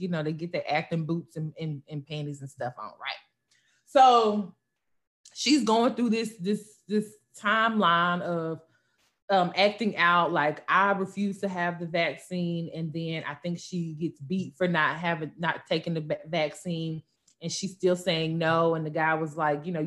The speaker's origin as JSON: {"language": "English", "region": "Tennessee", "country": "United States", "said": "I'm from Tennessee"}